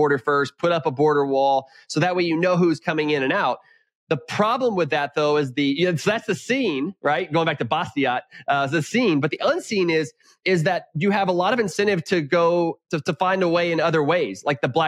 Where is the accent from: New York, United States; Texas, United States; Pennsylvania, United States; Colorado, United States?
Texas, United States; Houston; also born or lived in Lubbock, Texas / Round Rock, Texas / McLean, Virginia; I'm a Texan through and through. I grew up in Houston.